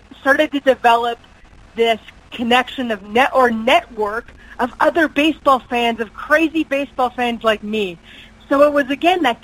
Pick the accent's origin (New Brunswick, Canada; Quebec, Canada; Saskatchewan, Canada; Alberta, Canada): New Brunswick, Canada; I grew up out east. I'm from New Brunswick